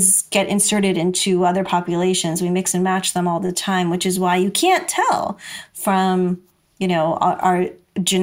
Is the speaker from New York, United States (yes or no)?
yes; New York City, New York, United States; people would always ask me, where are you from? You know, and I would say Brooklyn.